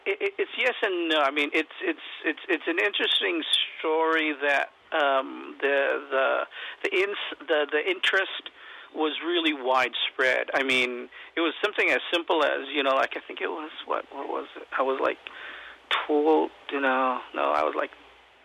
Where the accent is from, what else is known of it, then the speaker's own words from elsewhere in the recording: Philippines; even though I'm Filipino, you know, when I was a kid, I tried to, you know, shoot the hoops